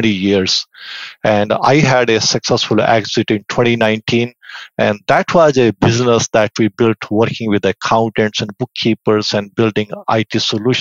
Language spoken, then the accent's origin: English; India; moved away as an adult; also born or lived in Victoria, Canada; now in Vancouver, Canada; I was born and raised in India, but I came to Canada around 25, 26 years ago